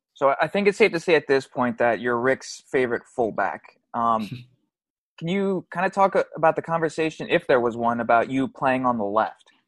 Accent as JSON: {"language": "English", "region": "Arizona", "country": "United States", "tie": "born or raised there", "said": "I was raised in Arizona"}